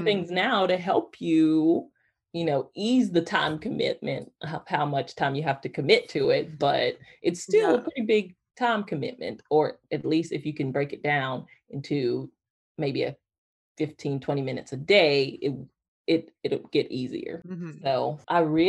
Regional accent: Georgia, United States; now in North Carolina, United States; I grew up in Georgia

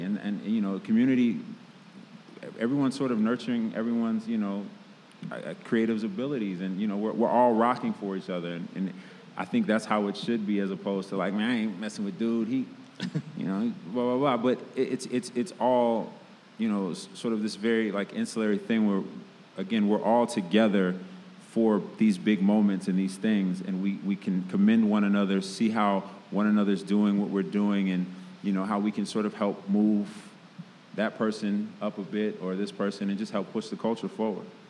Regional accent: Chicago, Illinois, United States; I grew up in Chicago hip hop culture and graffiti culture

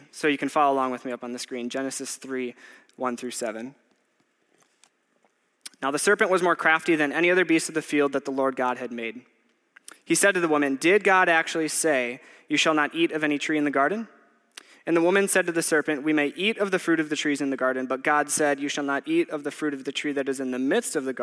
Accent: Waupaca, Wisconsin, United States; moved away; I grew up in Waupaca, Wisconsin, which is about 2 hours north of here

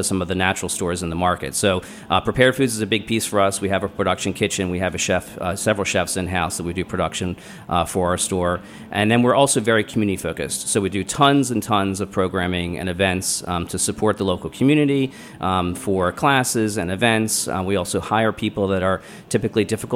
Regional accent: Baltimore, Maryland, United States; also born or lived in New Orleans; I'm from Baltimore, but we used to come to D.C. on the weekends and try food

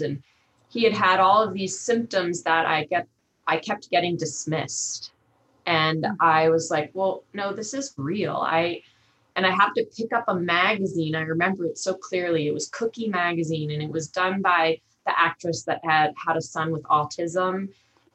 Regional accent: Long Island, New York, United States; moved away as an adult; also born or lived in Montana; growing up on Long Island

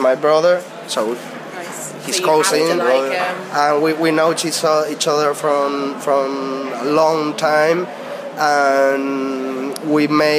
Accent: northern Spain, Spain; English is a second language; we are seven. We are from North Spain.

